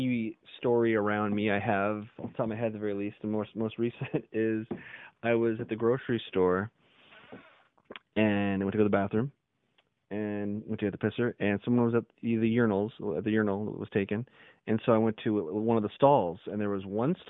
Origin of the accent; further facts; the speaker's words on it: Portland, Oregon, United States; also born or lived in Los Angeles, California; Portland, Oregon, born and raised